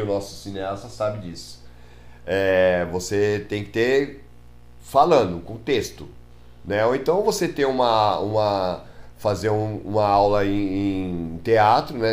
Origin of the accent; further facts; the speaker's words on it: São Paulo, Brazil; also born or lived in Praia Grande; nascido e criado em Tatuapé